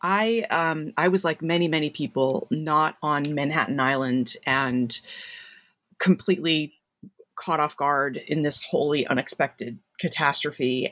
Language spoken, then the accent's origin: English; Massachusetts, United States; I grew up in Massachusetts